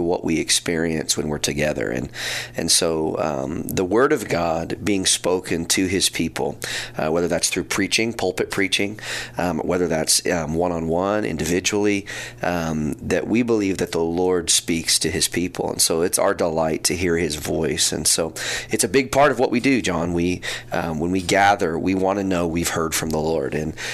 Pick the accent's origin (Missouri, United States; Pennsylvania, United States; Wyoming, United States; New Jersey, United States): Missouri, United States; Neosho; I was born and raised here in Neosho